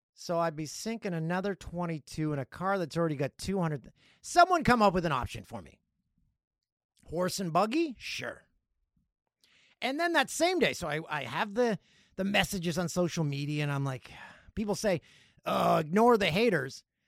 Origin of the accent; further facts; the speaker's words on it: Peterborough, Ontario, Canada; My hometown, number sixteen on the list, Peterborough